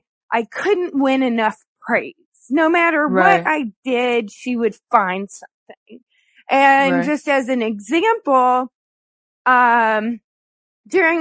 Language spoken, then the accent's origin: English; Kentucky, United States; I was born in Kentucky